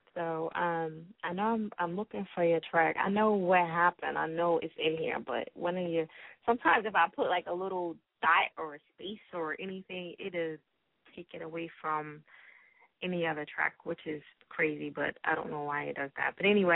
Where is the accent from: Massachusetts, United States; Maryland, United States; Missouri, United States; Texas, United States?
Massachusetts, United States; Boston; They don't say I'm from Boston. Boston. They say I'm from Boston. Boston.